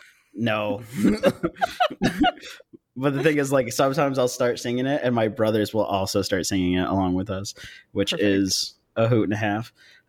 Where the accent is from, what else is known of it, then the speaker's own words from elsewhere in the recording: California, United States; I am originally from California, and mm-hmm. we used to go to events at Angel Stadium back when we were in California.